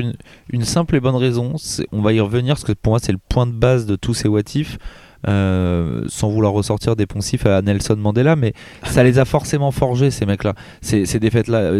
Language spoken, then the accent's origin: French; France; en tant que Français